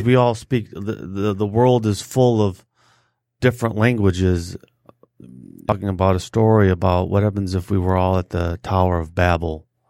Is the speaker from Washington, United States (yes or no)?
no; Detroit, Michigan, United States; I'm from the West Side